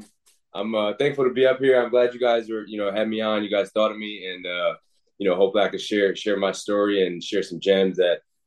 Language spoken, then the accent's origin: English; Waterbury, United States; growing up in Waterbury